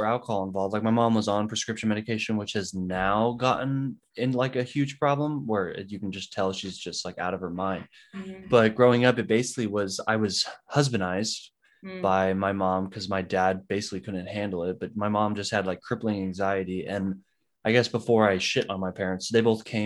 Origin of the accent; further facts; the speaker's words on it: San Diego, California, United States; I also grew up in San Diego, California.